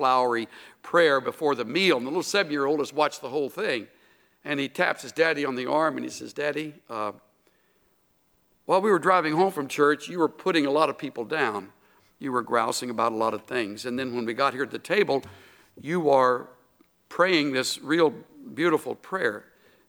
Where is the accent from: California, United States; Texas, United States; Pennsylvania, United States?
Texas, United States; El Campo; the little hometown where I was born in El Campo